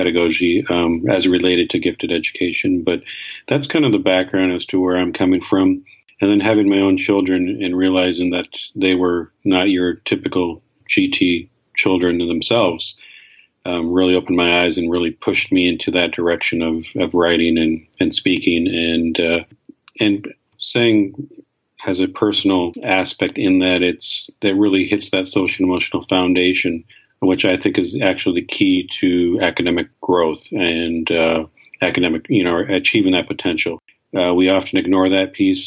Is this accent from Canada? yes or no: yes; Canada; I grew up in Canada